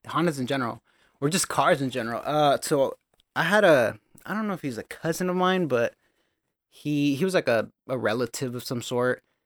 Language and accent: English; Gilroy, California, United States; I was born and raised in Gilroy, California.